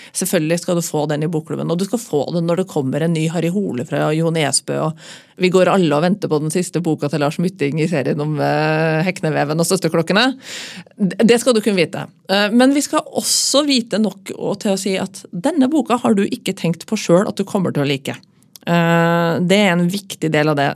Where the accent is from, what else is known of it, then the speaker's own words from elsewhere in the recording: Trøndelag, Norway; now in Oslo, Norway; så er jeg jo trønder